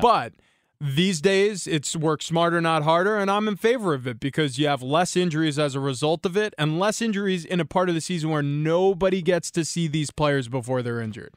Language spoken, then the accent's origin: English; New York, United States; I grew up in New York